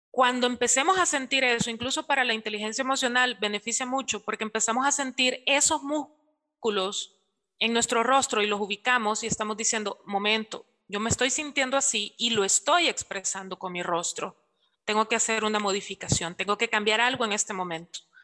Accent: El Salvador; nosotros lo asociamos mucho acá en la cultura salvadoreña

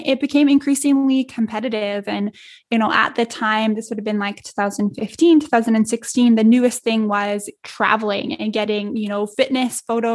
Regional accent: Edmonton, Alberta, Canada; a 4-hour flight to my hometown here in Edmonton

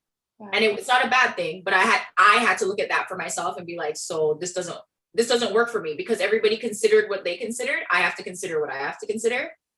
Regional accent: Brooklyn, New York, United States; now in Milton; I came from Brooklyn, where I could walk 10 minutes in any direction and have a subway. You know what I mean? And then I moved to Milton, and there were more cows and there were people, and there weren't really sidewalks.

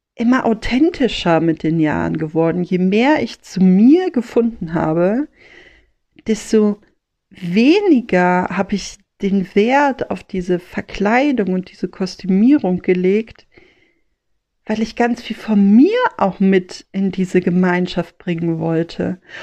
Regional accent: Rhineland, Germany; als Rheinländerin, als Mädchen vom Ring

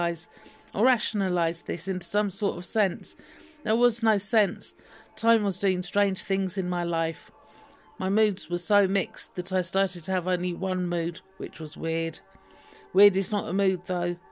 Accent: London, United Kingdom; I was born in 1972 in North London in the UK to a rather eccentric pair of extremists and with a lovely, cool big sister

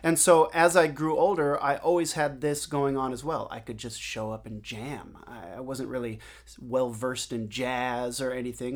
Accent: Seattle, Washington, United States; moved away as an adult; now in New York City, United States; I grew up in Seattle

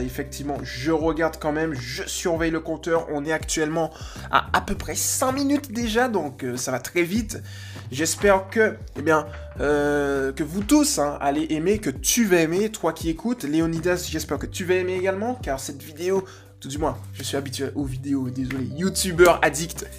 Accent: Guadeloupe; je viens de Guadeloupe

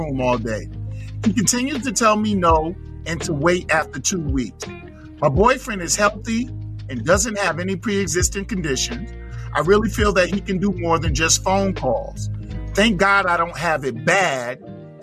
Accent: New York City, New York, United States; I'm from Flatbush. Flatbush, Brooklyn.

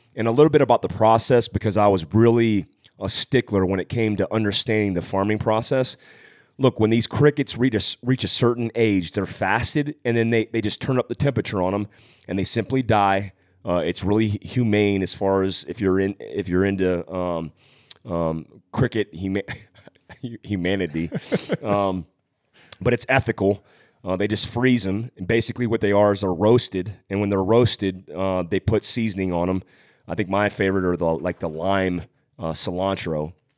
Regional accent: California, United States; I was born in Fort Worth, California

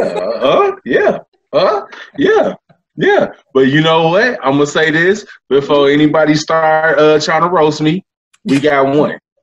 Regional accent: East Palo Alto, California, United States; also born or lived in Memphis, Tennessee; now in Sacramento, United States; I was born in Memphis, um, but I grew up in in a small town called East Palo Alto, uh, California.

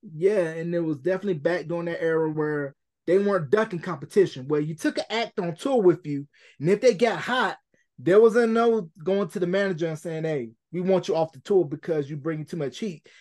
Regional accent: Gaston, North Carolina, United States; also born or lived in Richmond, Virginia; I am originally from Gaston, North Carolina, born in Richmond, Virginia

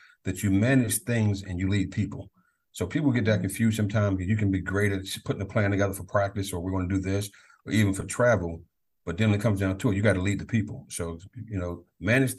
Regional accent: Prince George's County, Maryland, United States; I'm born and raised in Prince George's County

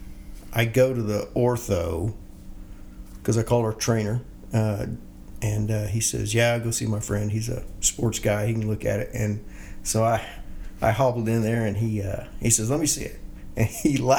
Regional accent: Bethany, Oklahoma, United States; I grew up here in Bethany, Oklahoma.

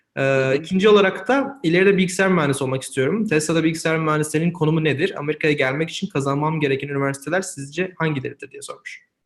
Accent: Eskişehir, Turkey; Ben de Eskişehirliyim

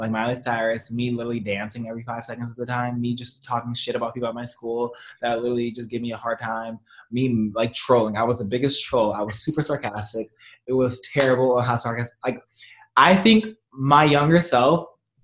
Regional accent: Compton, California, United States; I grew up in Compton

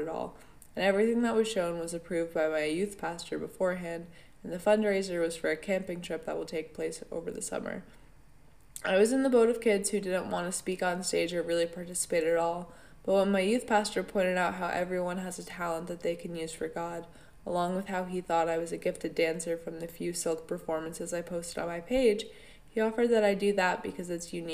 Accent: upstate New York, United States; I've lived in upstate New York my entire life, and in my hometown

